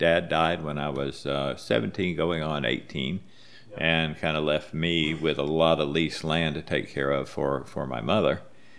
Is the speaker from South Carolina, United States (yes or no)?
no; Bradenton, Florida, United States; I was raised in Bradenton, Florida. Went to school at Manatee High School, and also went to school at Walker Junior High School.